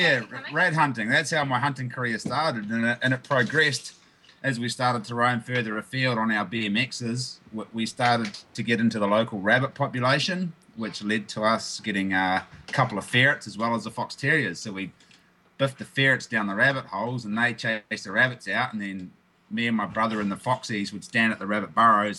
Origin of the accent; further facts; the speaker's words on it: New Zealand; I grew up on the North Island of New Zealand, on the East Coast, in the concrete jungle, so to speak.